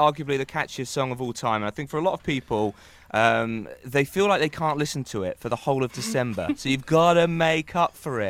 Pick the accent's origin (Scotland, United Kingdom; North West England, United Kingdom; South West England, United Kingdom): North West England, United Kingdom; Liverpool; accent: Liverpool; And I'm a massive Liverpool fan. You can tell by my accent.